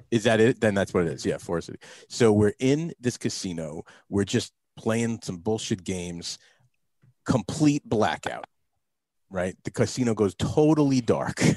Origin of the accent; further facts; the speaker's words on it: New Jersey, United States; growing up in the East Coast, I grew up in New Jersey.